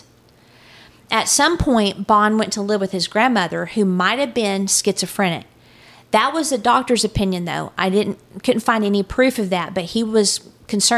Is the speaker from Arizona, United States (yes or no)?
no; Texas, United States